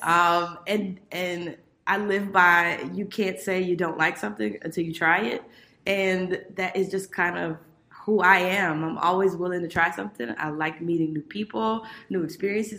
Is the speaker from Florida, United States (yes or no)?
yes; Miami, Florida, United States; I grew up in Miami, Florida